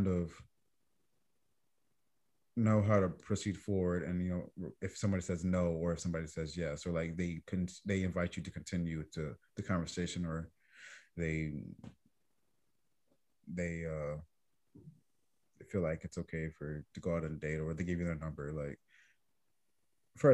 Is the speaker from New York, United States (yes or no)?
yes; New York, United States; I'm from New York